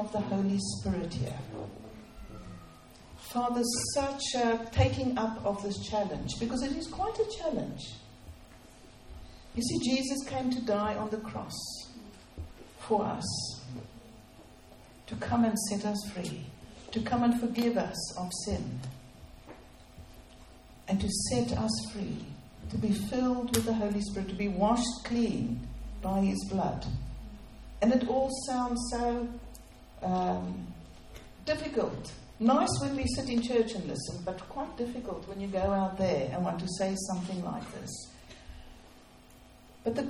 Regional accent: South Africa; moved away; So we are from South Africa. We've come to rebuild in this nation.

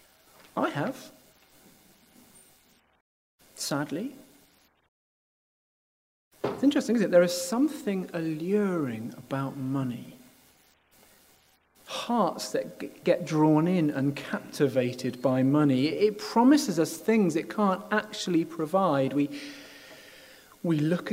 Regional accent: United Kingdom; part of being British

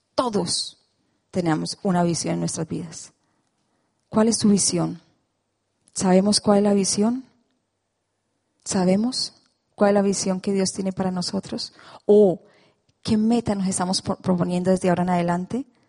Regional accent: Colombia; moved away; esa soy yo, colombiana

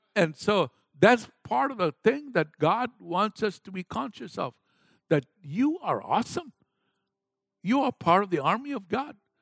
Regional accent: Kenya; moved away; I was raised up in Kenya, Africa

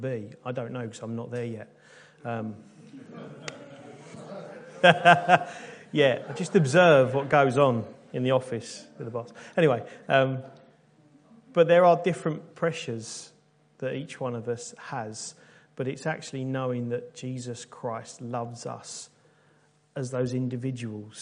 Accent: United Kingdom; being good British people

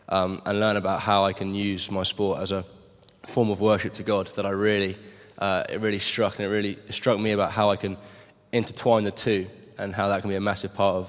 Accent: Maidenhead, South East England, United Kingdom; So I'm from Maidenhead, just down the M40.

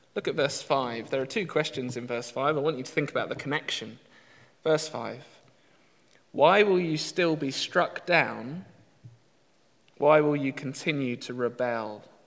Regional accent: United Kingdom; we're British

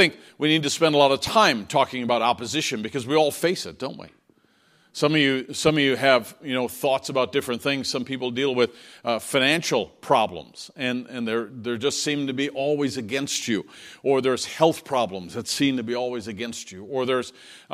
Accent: Newfoundland and Labrador, Canada; moved away; I was growing up in Newfoundland, and because it was an island and because we were coastal, our area was always very windy

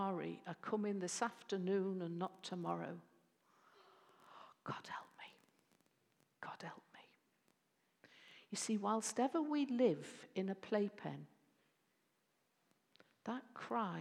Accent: Bootle, North West England, United Kingdom; I was born in the Bootle Bible Belt and was shaped by the Bootle Bible Belt

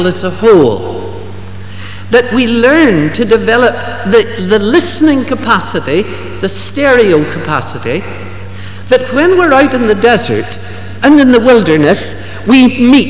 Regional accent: Ballymena, Northern Ireland, United Kingdom; growing up in Ballymena

